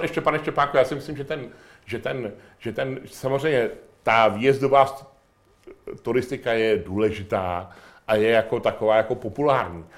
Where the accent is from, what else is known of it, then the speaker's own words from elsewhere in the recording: Chrudim, Pardubice Region, Czechia; já jsem z Chrudimi